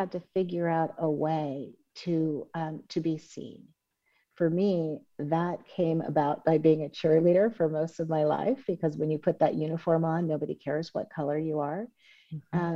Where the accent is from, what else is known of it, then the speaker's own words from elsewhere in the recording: Oakland, California, United States; I grew up in Oakland, California